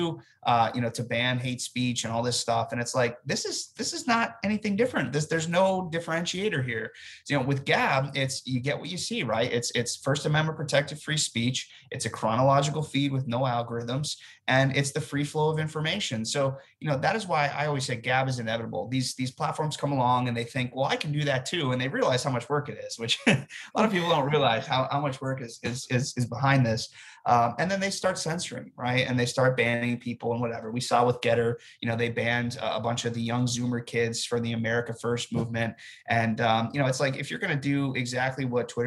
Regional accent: United States; I'm an American citizen

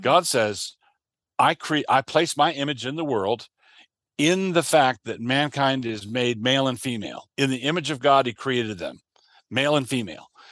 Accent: United States; I am a Christian, and I am an American

